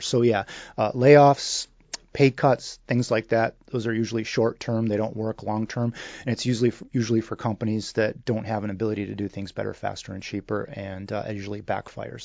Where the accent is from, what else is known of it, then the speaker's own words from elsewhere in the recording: Michigan, United States; I grew up in the great state of Michigan.